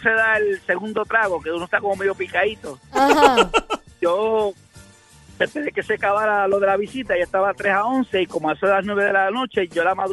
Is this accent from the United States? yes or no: yes; Hartford, Connecticut, United States; born there; yo fui el que nací en Hartford, Connecticut.